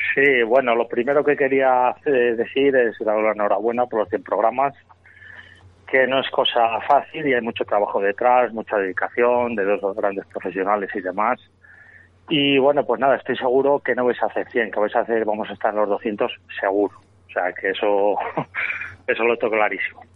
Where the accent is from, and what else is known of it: Nava del Rey, Castile and León, Spain